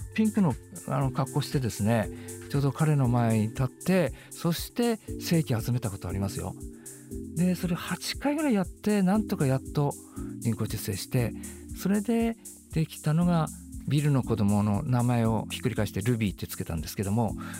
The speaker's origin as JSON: {"language": "Japanese", "town": "Hakodate", "region": "Hokkaido", "country": "Japan", "tie": "born or raised there", "also_born_or_lived": "Tokyo", "moved": "as an adult", "said": "私高校2年の時、まあ、あの北海道の函館にいたんですけども"}